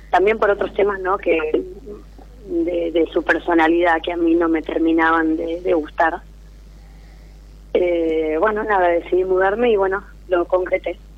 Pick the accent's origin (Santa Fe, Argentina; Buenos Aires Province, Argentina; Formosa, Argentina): Santa Fe, Argentina; Rosario